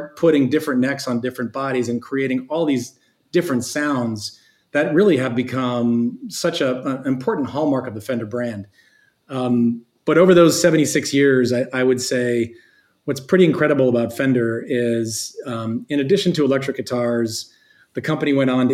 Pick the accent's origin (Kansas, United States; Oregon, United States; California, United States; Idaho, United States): Oregon, United States; Eugene; also born or lived in New Orleans, Louisiana; we grew up in Eugene, Oregon